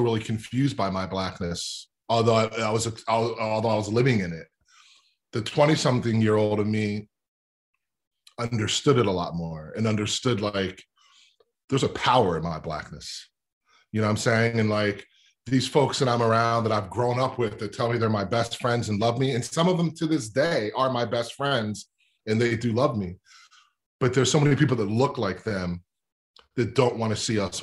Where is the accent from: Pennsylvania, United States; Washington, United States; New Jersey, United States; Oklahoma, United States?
Pennsylvania, United States; Lower Merion; I'm from Lower Marion, where Kobe's from. But I grew up in this really kind of white, affluent suburb called the Main Line.